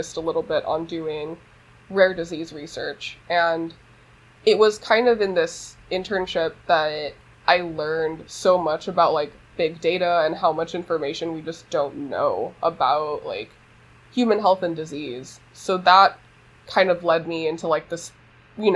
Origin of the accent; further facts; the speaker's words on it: Los Angeles, California, United States; I grew up in East Los Angeles